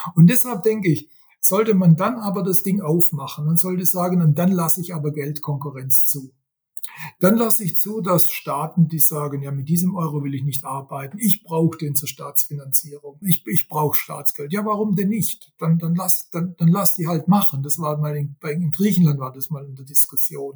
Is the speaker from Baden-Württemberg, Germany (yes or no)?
yes; Swabia, Baden-Württemberg, Germany; accent: Swabian; first language Swabian; gebürtiger Schwabe. Äh, ich kann nur, ich kann nur Schwäbisch.